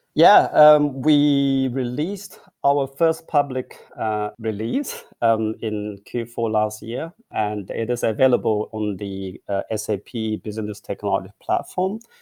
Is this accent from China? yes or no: yes; China; moved away as an adult; also born or lived in Beijing / Hong Kong; now in Berlin, Germany; I grew up in China. I went to university in, in Peking and Hong Kong